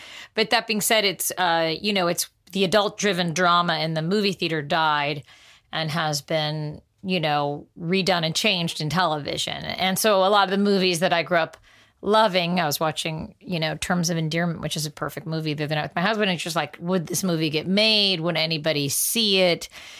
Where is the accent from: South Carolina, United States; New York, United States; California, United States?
California, United States; We grew up in the Valley and my parents were getting divorced and my mom would drop me and my sister off at the Fox Pepper Tree and out in Northridge.